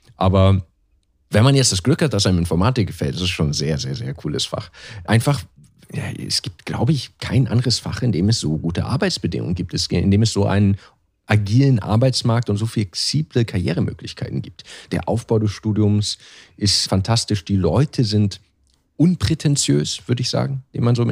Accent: Germany; moved away; als Deutscher

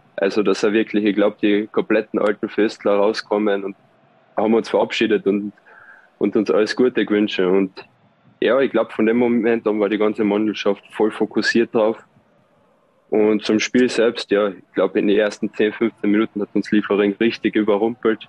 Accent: Austria; moved away as an adult; now in Switzerland; so oft bekommst du als Österreicher nicht die Chance, in der Schweiz Fußball zu spielen

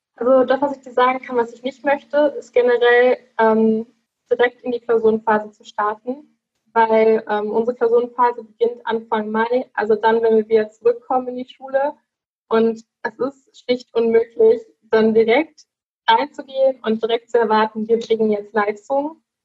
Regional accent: Dorsten, North Rhine-Westphalia, Germany; ich komme aus Dorsten, aus der kleinen Stadt

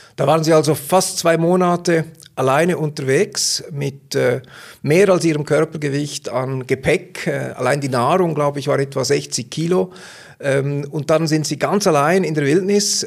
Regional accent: Switzerland; als Schweizer würden wir

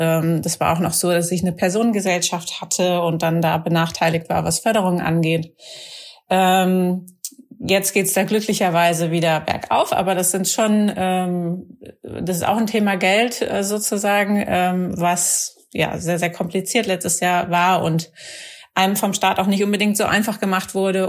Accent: Rhineland, Germany; im Rheinland, wo ich herkomme

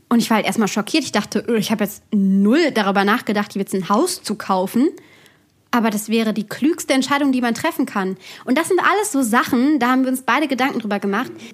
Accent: Bergisches Land, near Cologne, North Rhine-Westphalia, Germany; moved away as an adult; now in Bavaria, Germany; ursprünglich aus NRW. Also aus, ich würde jetzt sagen, Köln, das stimmt nicht ganz. Es ist ein Ort, der ähm, neben Köln ist, also ein kleinerer Ort im Bergischen Land. Da bin ich aufgewachsen

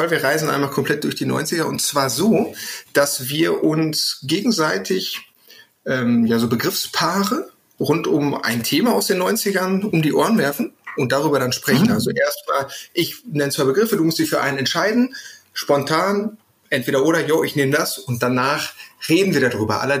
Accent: North Rhine-Westphalia, Germany; ich komme jetzt aus dem Ruhrpott, das war ja durchaus etwas prolliger, hatte sowas. Deswegen bin ich damit groß geworden.

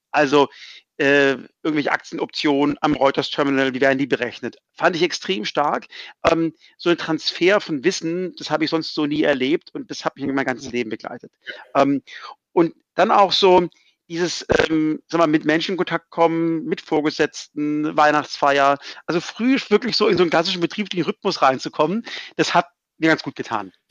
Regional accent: Hamburg, Germany; Aber als Hamburger war man ein bisschen eingesperrt ein paar Monate

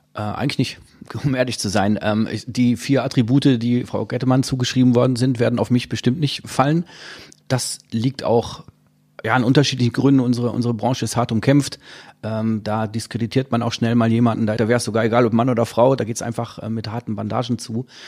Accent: Dortmund, North Rhine-Westphalia, Germany; Ich komme aus Dortmund

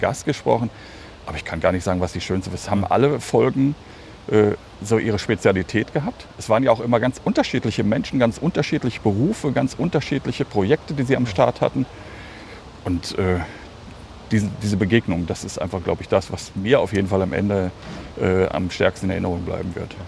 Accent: Hagen, North Rhine-Westphalia, Germany; moved away; in meiner Heimatstadt Hagen, ah. also in meiner alten Heimatstadt Hagen

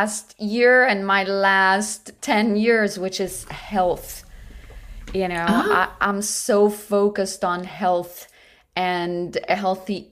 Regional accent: Rio de Janeiro, Brazil; moved away as an adult; also born or lived in New York City; now in United States; I grew up in Brazil, in Rio de Janeiro, which is right on the beach

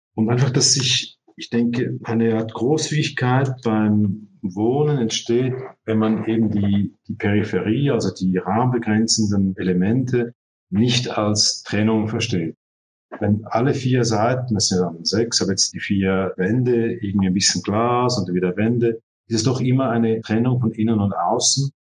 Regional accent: Zurich, Switzerland; also born or lived in Barcelona; ich bin ja hier geboren in Zürich und studiert

